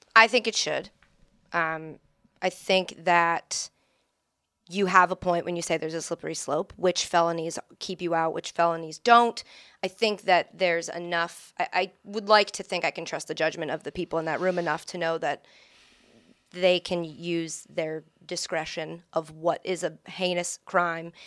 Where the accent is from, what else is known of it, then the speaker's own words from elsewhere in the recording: Framingham, Massachusetts, United States; born in, uh, in a suburb of Boston, Framingham